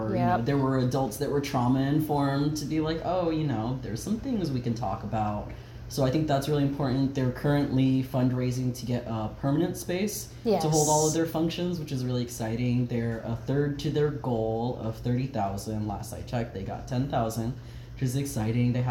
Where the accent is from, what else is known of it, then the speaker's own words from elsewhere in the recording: Dade City, Florida, United States; moved away; 352 Dade City represent.